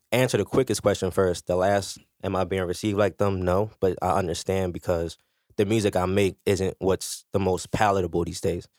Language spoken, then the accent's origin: English; Philadelphia, Pennsylvania, United States; Badlands, you know, I'm from Fifth and Lehigh